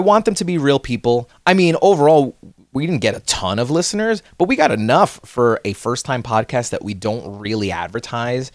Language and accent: English; New Jersey, United States; we are from New Jersey. Uh, we're born and raised in New Jersey